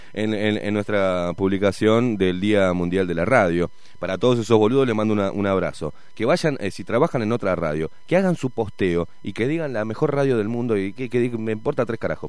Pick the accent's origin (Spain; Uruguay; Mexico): Uruguay; Acá, acá, acá, en Uruguay